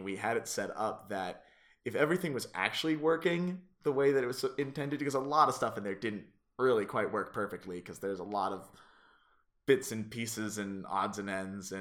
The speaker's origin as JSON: {"language": "English", "town": "Boulder", "region": "Colorado", "country": "United States", "tie": "born or raised there", "said": "growing up in Boulder"}